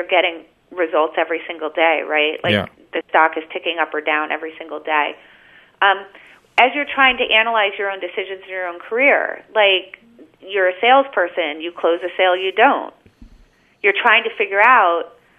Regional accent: United States; I was born in America.

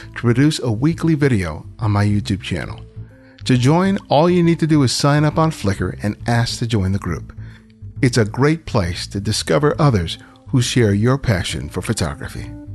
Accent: Los Angeles, California, United States; I grew up here in South Los Angeles

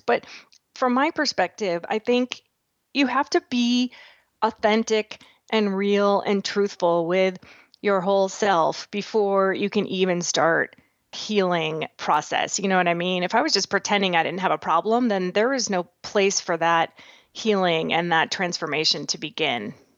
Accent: Massachusetts, United States; now in Nebraska, United States; born and raised back in Massachusetts. I live in Nebraska now

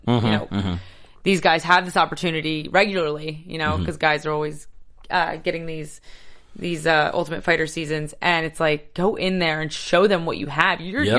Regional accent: New Jersey, United States; I'm from New Jersey.

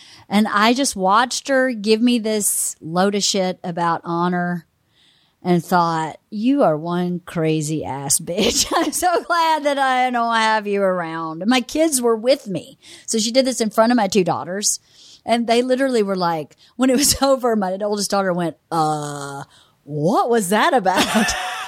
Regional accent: Georgia, United States; I mean, I'm from Georgia.

